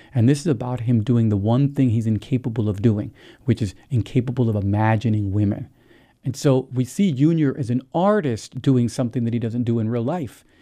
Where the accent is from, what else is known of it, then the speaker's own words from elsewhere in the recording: New Jersey, United States; I grew up in New Jersey